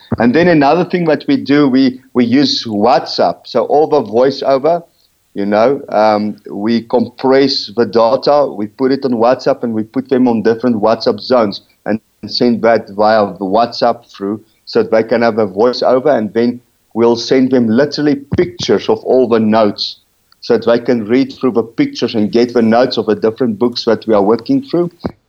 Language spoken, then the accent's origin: English; Rustenburg, North West, South Africa; from Rustenburg.